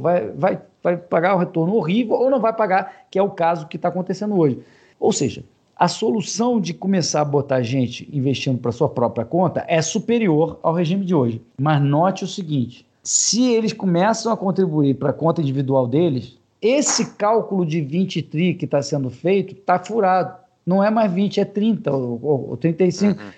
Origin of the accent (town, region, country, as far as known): Brazil